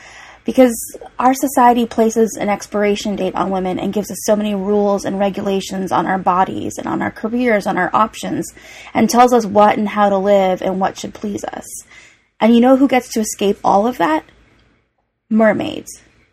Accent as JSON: {"language": "English", "region": "Hawaii", "country": "United States", "tie": "born or raised there", "said": "I grew up in Hawaii."}